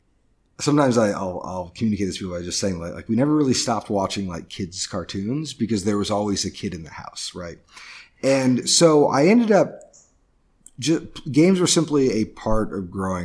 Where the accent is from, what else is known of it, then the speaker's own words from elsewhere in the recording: Indiana, United States; I grew up in the Midwest, in Northern Indiana, where there's just a really big community for gaming.